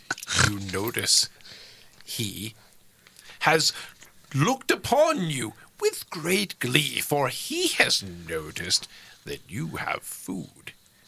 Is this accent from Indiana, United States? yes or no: yes; Indiana, United States; I'm from Indiana.